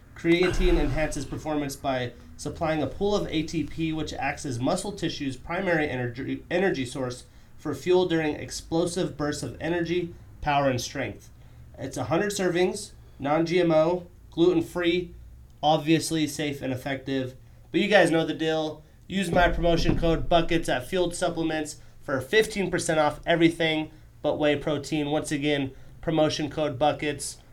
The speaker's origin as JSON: {"language": "English", "region": "Wyoming", "country": "United States", "tie": "born or raised there", "moved": "yes", "lives_now": "Montana, United States", "said": "I wasn't born and raised in the res. I grew up in Wyoming, oil field area"}